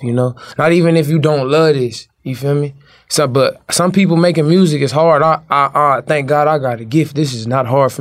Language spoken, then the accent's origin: English; Compton, California, United States; moved away; I'm from Compton